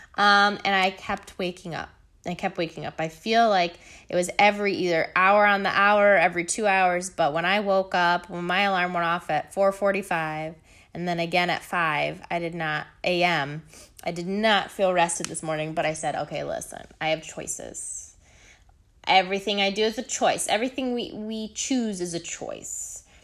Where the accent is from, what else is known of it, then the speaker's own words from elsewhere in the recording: Michigan, United States; Michigan, my home state